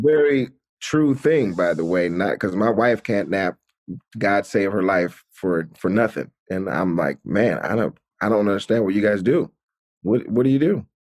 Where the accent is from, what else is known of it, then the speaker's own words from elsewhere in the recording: Atlanta, Georgia, United States; moved away; I grew up in Atlanta, which is, like, majority black